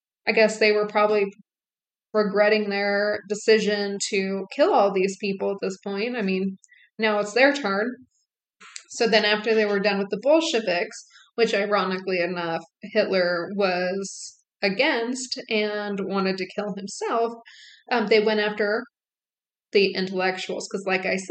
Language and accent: English; United States; being an American